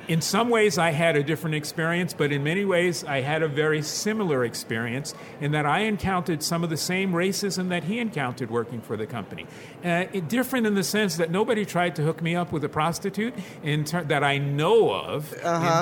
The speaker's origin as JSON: {"language": "English", "town": "New York City", "region": "New York", "country": "United States", "tie": "born or raised there", "said": "we grew up in the Williamsbridge neighborhood of the Bronx"}